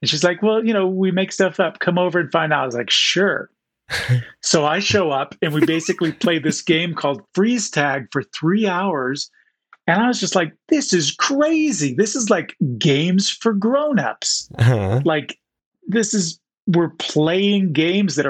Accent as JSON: {"language": "English", "region": "Southern New Jersey", "country": "United States", "tie": "born or raised there", "also_born_or_lived": "Chicago, Illinois / Utah", "moved": "as an adult", "said": "I was born in Chicago and then moved to Southern New Jersey"}